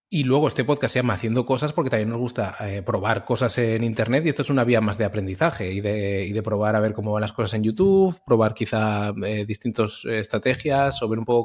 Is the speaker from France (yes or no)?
no; Zaragoza, Aragon, Spain; now in Valencia, Spain; soy de Zaragoza como Guillermo, aunque vivo en Valencia